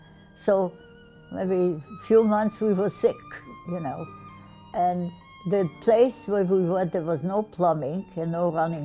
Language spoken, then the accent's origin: English; Bulgaria; now in Rhode Island, United States; I grew up in Bulgaria